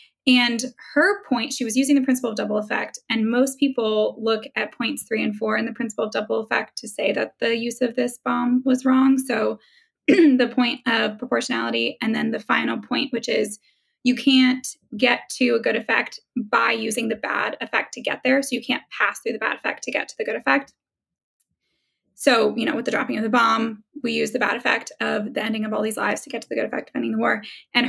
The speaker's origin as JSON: {"language": "English", "country": "Germany", "tie": "born there", "said": "I can't be president either. I was born in Germany."}